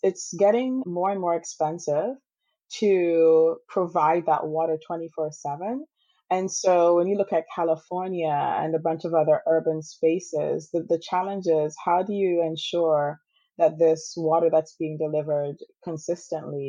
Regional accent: Antigua & Barbuda; moved away as an adult; also born or lived in Wisconsin; now in United States; So I grew up in the Caribbean, in Antigua

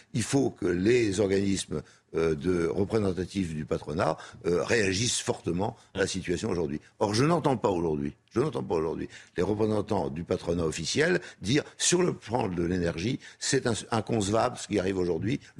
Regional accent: France; je suis français, j'ai envie de rester.

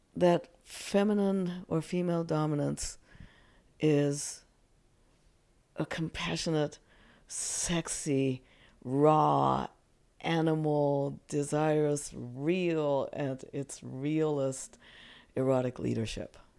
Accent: Japan; moved away; growing up in Japan

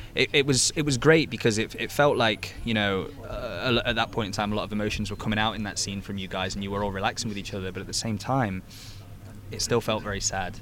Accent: England, United Kingdom; being an Englishman myself

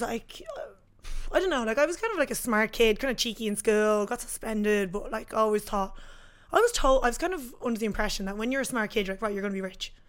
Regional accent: Swords, Leinster, Ireland; I'm from Swords, Dublin, Ireland

